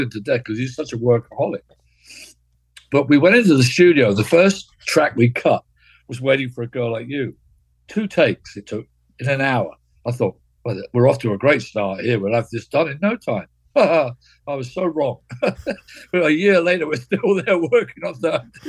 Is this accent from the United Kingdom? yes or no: yes; Cambridge, East of England, United Kingdom; David and I grew up together in Cambridge, lived in the same area of Cambridge